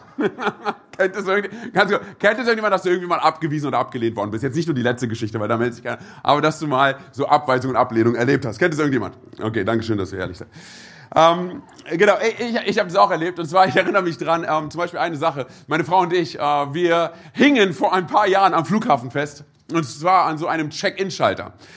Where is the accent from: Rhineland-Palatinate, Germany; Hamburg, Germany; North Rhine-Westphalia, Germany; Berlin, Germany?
Berlin, Germany; bin gebürtiger Berliner.